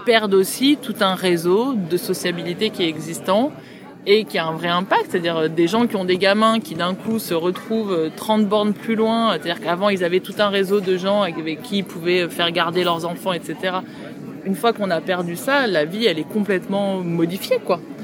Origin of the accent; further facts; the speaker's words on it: Pierrefitte-sur-Seine, Île-de-France, France; moi j'ai grandi à Pierrefitte